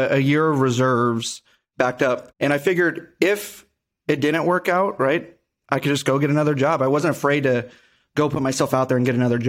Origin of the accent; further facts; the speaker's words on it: Henderson, Nevada, United States; born and raised in Vegas, more specifically Henderson, go Gators.